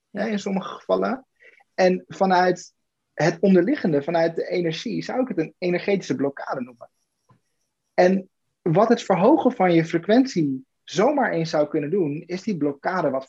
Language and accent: Dutch; Weert, Limburg, Netherlands; born there; Weert. Weert.